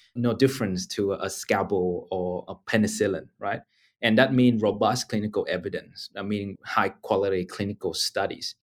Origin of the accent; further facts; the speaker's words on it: Ho Chi Minh City, Vietnam; now in Australia; I grew up in Ho Chi Minh City in Vietnam and had a fortunate opportunity to come to Australia